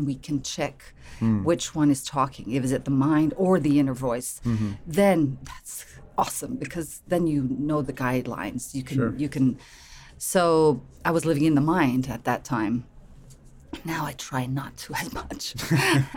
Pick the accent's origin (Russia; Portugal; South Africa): Portugal; Lisbon; moved away as an adult; now in United States; I'm from Portugal, Lisbon. I've been in the US for 5 years